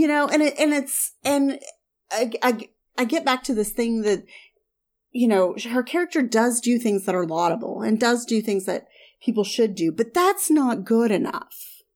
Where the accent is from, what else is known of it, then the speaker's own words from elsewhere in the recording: the South / Southern Midwest, United States; I, I grew up in the South. I grew up kind of in the, the Southern Midwest.